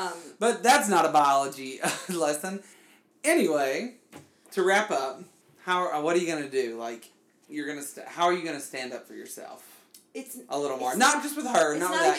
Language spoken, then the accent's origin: English; Alabama, United States; because I'm from Alabama.